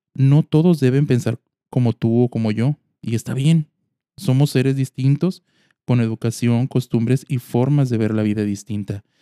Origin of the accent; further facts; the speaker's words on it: Mexico; Como mexicanos